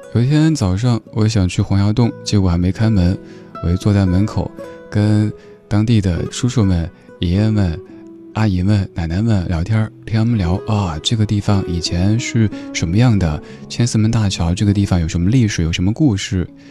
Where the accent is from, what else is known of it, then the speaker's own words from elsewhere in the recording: Chengdu, Sichuan, China; 作为一个成都人